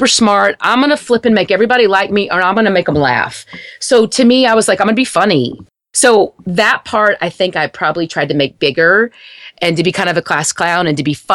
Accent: Wichita Falls, Texas, United States; where I grew up in Wichita Falls, it's a very small town.

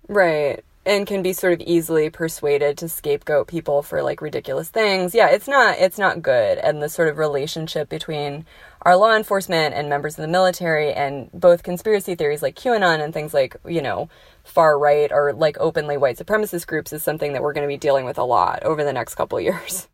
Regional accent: New Mexico, United States; I'm from New Mexico

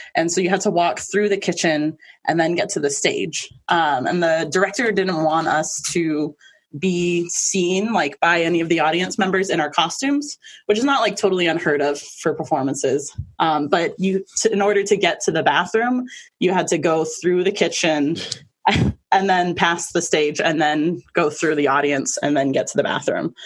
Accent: Maine, United States; also born or lived in Manhattan, New York / Queens, New York; we moved over here when I was little. So I've been here most of my life

